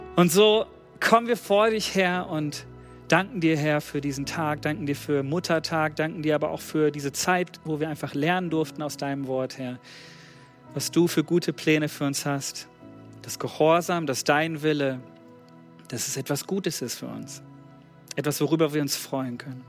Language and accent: German; Germany; wir haben als Deutsche